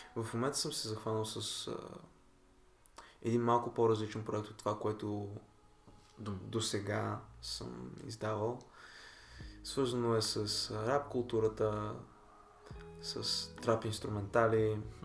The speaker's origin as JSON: {"language": "Bulgarian", "country": "Bulgaria", "said": "аз съм си българин"}